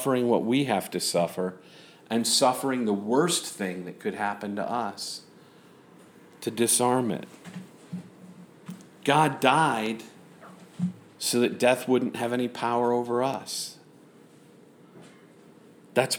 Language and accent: English; San Angelo, Texas, United States; moved away; San Angelo, my hometown